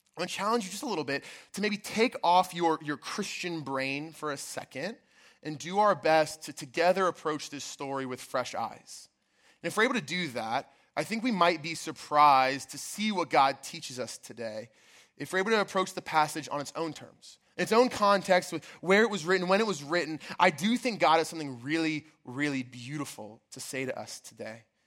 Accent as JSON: {"language": "English", "area": "outside of Baltimore", "region": "Maryland", "country": "United States", "tie": "born or raised there", "said": "I grew up outside of Baltimore, Maryland."}